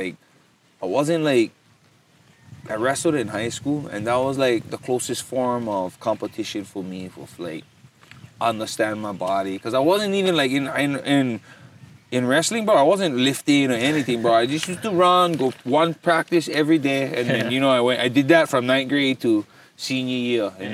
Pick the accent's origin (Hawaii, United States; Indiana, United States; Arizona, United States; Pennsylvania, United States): Hawaii, United States; Makaha; also born or lived in Ewa Beach, Hawaii; When I was five, we moved and settled into Makaha